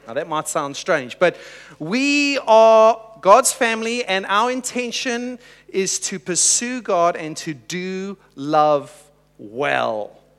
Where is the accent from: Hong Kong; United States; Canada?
Hong Kong; now in Adelaide, Australia; And so I just said we're new to Adelaide, and we're originally from Hong Kong.